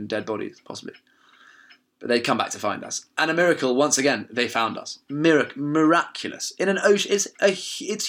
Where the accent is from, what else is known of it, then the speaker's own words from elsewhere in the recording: England, United Kingdom; We're like, "England."